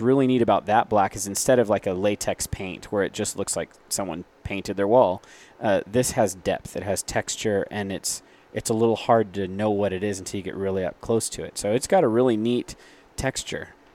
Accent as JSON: {"language": "English", "town": "Phoenix", "region": "Arizona", "country": "United States", "said": "we're from Phoenix"}